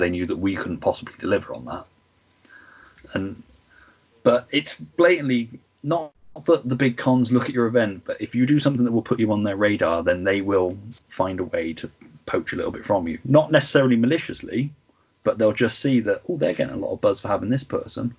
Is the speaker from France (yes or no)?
no; near Cheltenham, Gloucestershire, South West England, United Kingdom; my hometown